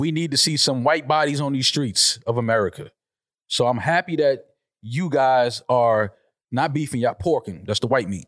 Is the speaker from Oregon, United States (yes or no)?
no; New York City, New York, United States; the Bronx is my hometown